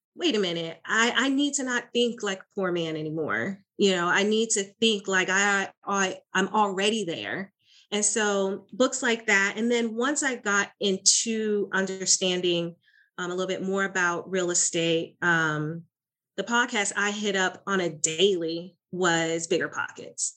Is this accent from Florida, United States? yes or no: yes; Florida, United States; now in Dallas, United States; I am originally from Florida, now in the Texas, Dallas area